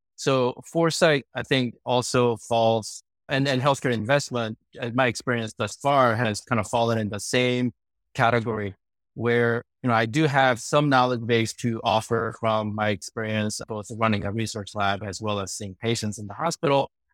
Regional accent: Sacramento, California, United States; also born or lived in South Korea; I immigrated from Korea when I was uh, 10 years old. Our family moved to Sacramento

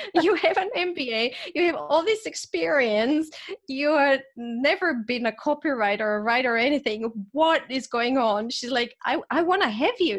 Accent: Zagreb, Zagreb County, Croatia; moved away as an adult; also born or lived in Vienna, Austria; I was born in Zagreb, Croatia, and I grew up there under President Tito

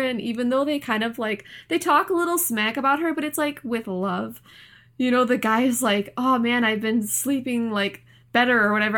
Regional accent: United States; as an American, like, United States citizen

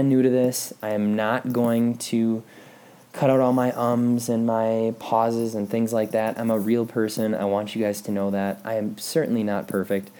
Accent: Pulaski, Wisconsin, United States; moved away as an adult; also born or lived in La Crosse, Wisconsin; now in Colorado Springs, United States; I grew up just north of Green Bay, Wisconsin in a small town called Pulaski

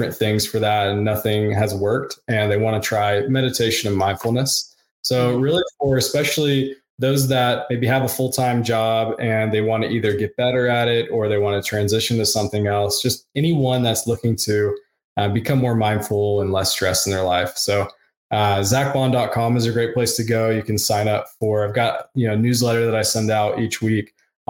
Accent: the South, United States; I grew up in the South and it's similar in the South.

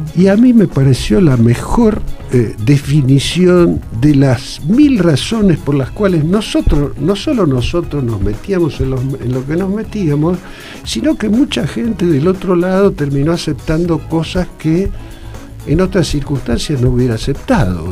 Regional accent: Rosario, Santa Fe, Argentina; Yo era, soy rosarino

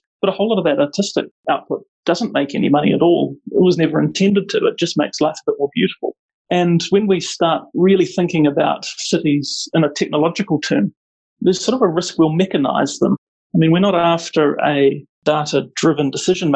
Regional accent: Auckland, New Zealand; moved away as an adult; now in Wellington, New Zealand; I grew up in South Auckland, which is a really mixed community

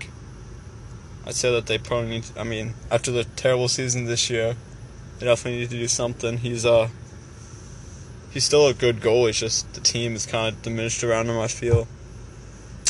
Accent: Canada; I'm Canadian

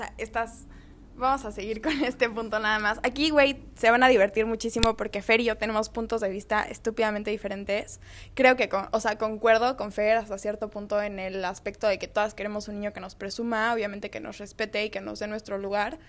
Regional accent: Mexico City, Mexico; now in Culiacán, Mexico; soy chilanga, vivo en Culiacán

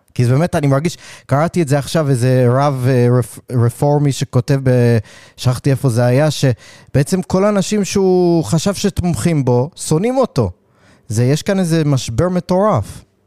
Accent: New York City, New York, United States; moved away; אני גדלתי בקראון הייטס

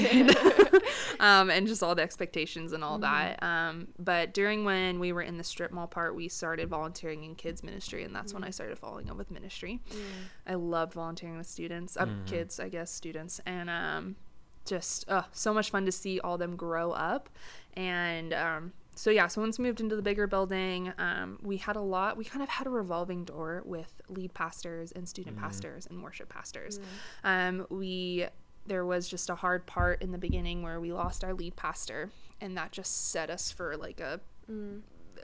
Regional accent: Boulder City, Nevada, United States; also born or lived in Las Vegas, Nevada / Idaho; I was born and raised in Las Vegas. Technically, I was in Idaho for about 7 of those years after I was born

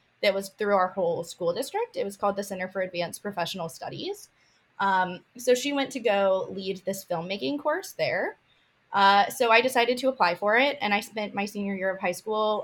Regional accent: Kansas, United States; I'm from Kansas, born and raised

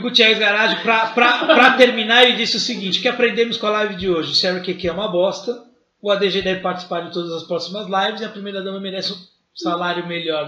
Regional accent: Brazil; Eu sou tupiniquim, vim do Brasil

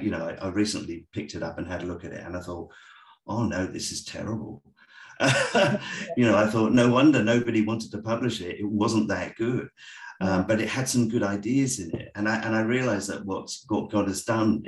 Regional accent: south of England, United Kingdom; moved away as an adult; now in Australia; I'm English. I grew up in the south of England

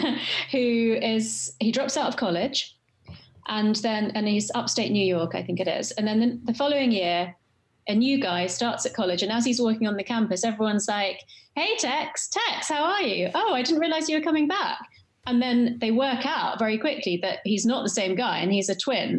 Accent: London, United Kingdom; West London, Chelsea.

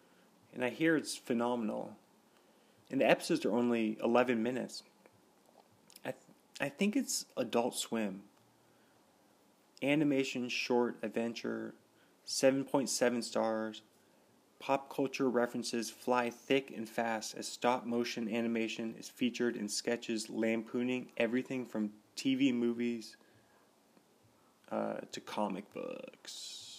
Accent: Seattle area, Washington, United States; born or raised there

